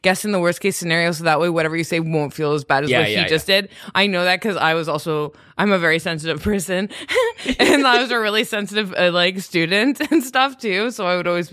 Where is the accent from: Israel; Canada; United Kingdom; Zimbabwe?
Canada; moved away as an adult; also born or lived in Toronto; now in New York, United States; I'm from Canada